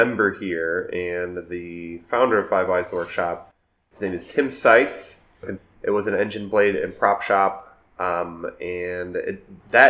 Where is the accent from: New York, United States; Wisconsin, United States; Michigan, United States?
Wisconsin, United States; Milwaukee; I grew up in Milwaukee. I went to all Milwaukee public schools